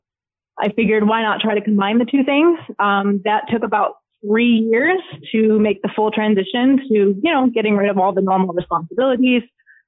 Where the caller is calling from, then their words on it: Charlotte, North Carolina, United States; I am currently in Charlotte, North Carolina.